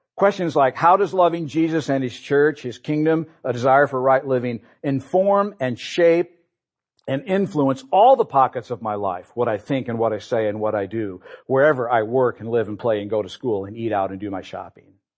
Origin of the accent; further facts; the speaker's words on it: Peoria, Illinois, United States; We grew up here in Peoria